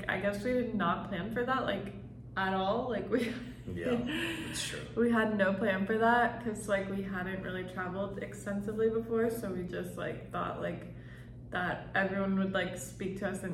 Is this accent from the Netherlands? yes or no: no; Texas, United States; moved away; also born or lived in Colorado; I'm from Texas